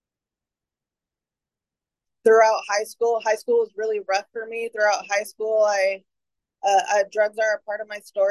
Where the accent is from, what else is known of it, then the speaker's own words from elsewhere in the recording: San Francisco, California, United States; I was born in San Francisco. My mom is from San Francisco and my dad is from El Salvador.